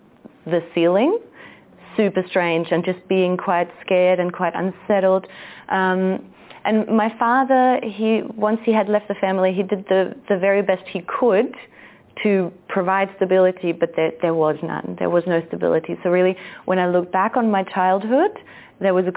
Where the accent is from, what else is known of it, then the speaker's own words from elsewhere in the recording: Germany; moved away as an adult; also born or lived in Austria / Australia; now in Central America; I was born in Austria, raised in Germany, and then spent a decade in Australia